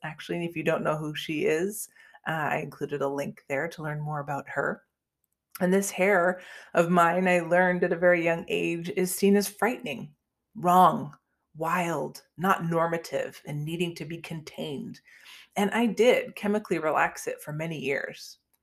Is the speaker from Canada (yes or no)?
yes; Canada; moved away as an adult; now in United States; I grew up in Canada and moved to the United States a few years ago